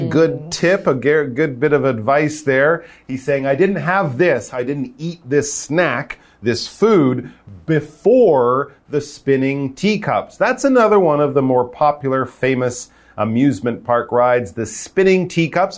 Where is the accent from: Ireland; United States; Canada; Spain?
Canada; I'm from Canada.